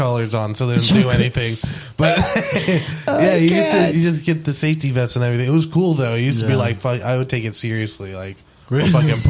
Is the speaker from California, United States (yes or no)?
yes; San Jose, California, United States; San Jose.